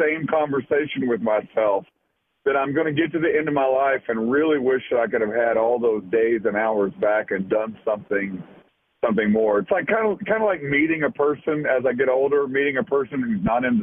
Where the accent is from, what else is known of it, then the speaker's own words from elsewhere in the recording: Knoxville, Tennessee, United States; growing up in Knoxville